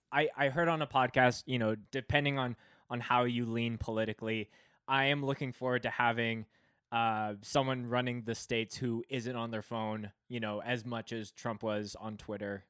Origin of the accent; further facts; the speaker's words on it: Canada; I'm Canadian